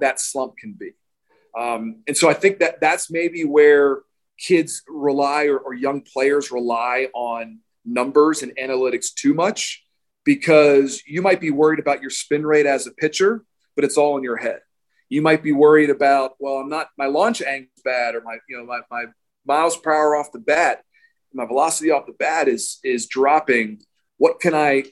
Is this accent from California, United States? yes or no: no; Baltimore, Maryland, United States; I grew up in Baltimore, Maryland